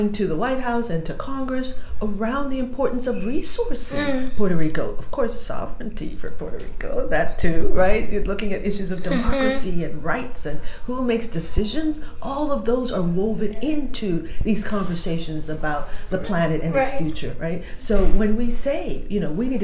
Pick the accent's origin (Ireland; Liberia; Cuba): Liberia; I'm from Liberia